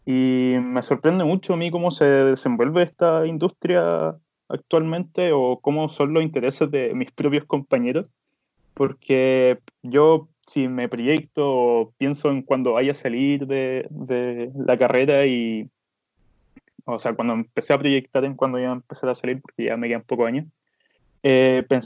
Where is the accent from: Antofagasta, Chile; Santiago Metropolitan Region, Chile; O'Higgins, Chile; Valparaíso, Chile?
Valparaíso, Chile; Villa Alemana; estudié toda mi infancia acá en Villa Alemana